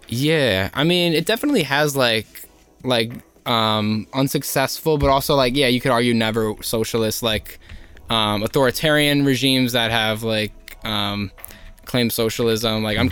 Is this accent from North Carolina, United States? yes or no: no; Elizabeth, New Jersey, United States; I grew up in Elizabeth